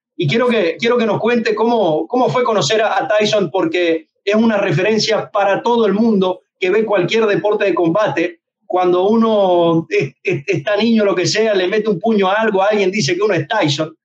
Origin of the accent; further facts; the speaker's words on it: Venezuela; yo, yo soy de Venezuela